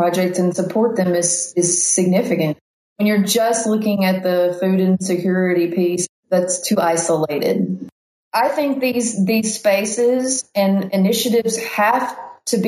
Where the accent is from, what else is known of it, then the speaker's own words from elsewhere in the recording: Weiner, Arkansas, United States; I grew up in Wiener, Arkansas, and it's a town of like 600 people